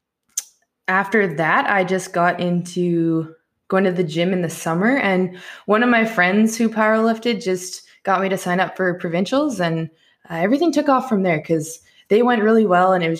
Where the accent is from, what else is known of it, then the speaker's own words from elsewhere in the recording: Canada; as Canadians, we say them a little softer than a lot of people